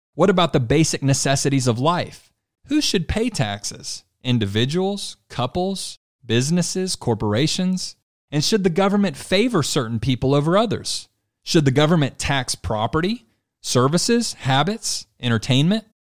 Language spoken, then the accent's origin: English; Louisiana, United States; Lewis's home state and my home state as well, Louisiana